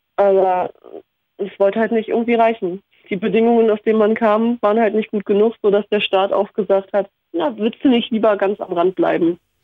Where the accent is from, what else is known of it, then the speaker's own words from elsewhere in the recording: Berlin, Germany; Also ich bin ja in Hellersdorf aufgewachsen.